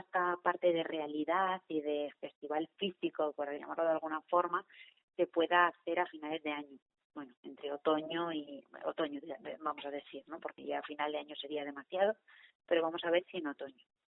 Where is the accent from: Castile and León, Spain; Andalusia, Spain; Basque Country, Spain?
Castile and León, Spain; León; la gente de León, que estamos aquí y solo somos de León